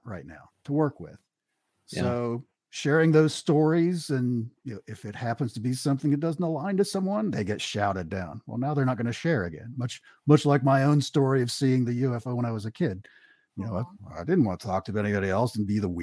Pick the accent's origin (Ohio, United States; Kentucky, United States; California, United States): Kentucky, United States; Eastern; moved away as an adult; I grew up in Eastern Kentucky